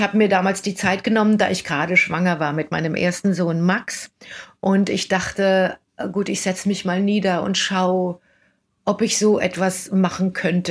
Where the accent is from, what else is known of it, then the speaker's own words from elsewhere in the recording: Germany; now in New York, United States; als einzige Deutsche in der Produktion